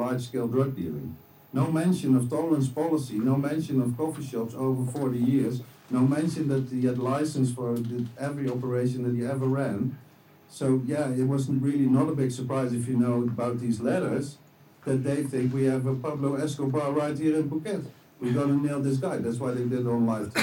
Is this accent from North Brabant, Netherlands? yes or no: yes; near Tilburg, North Brabant, Netherlands; my hometown, about 25 kilometers from here